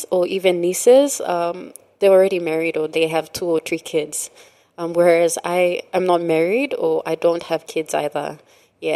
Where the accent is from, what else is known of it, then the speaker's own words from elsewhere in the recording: Morobe, Papua New Guinea; also born or lived in East Sepik; we were raised in Pololo, Gurako